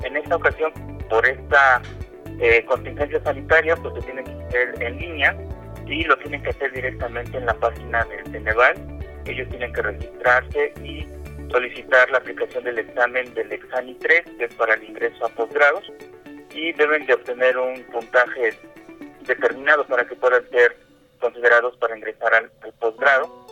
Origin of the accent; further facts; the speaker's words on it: Puebla, Mexico; como ciudadano poblano y mexicano